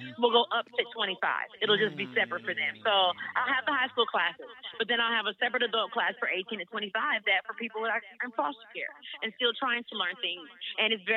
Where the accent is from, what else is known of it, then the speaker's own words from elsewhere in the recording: Oakland, California, United States; moved away as an adult; now in Georgia, United States; I am from Oakland, California, born and raised